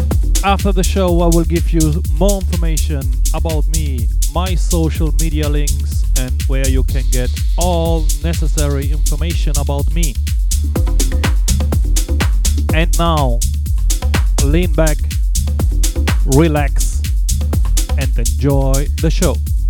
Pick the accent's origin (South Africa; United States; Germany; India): Germany; Cologne, North Rhine-Westphalia; Live from my hometown, Cologne